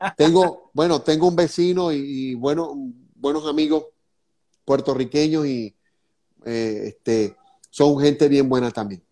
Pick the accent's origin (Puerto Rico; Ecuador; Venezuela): Venezuela; now in Florida, United States; lo hago en el sentido como venezolano